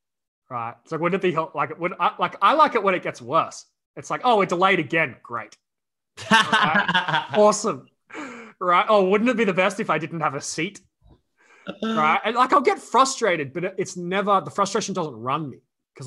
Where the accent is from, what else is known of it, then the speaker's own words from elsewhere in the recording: Australia; we grew up in Australia.